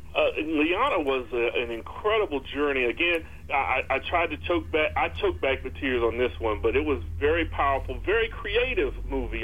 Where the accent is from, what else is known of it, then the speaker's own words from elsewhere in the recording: United States; as an American viewer